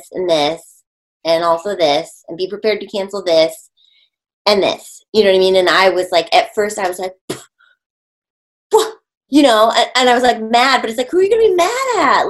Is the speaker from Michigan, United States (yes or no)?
yes; Michigan, United States; moved away; I grew up in Michigan a lot of my youth